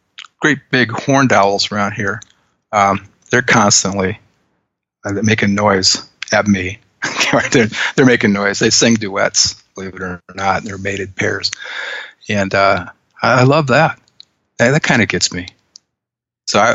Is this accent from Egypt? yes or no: no; Western Iowa, United States; ever since I was a kid, I grew up in Western Iowa